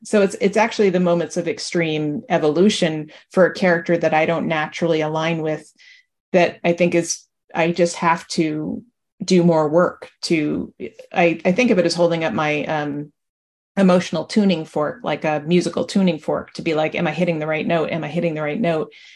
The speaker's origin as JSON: {"language": "English", "region": "New Jersey", "country": "United States", "said": "I'm from New Jersey"}